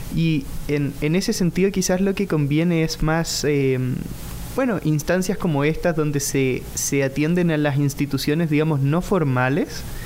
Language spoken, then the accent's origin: Spanish; Chile; moved away; vengo de Chile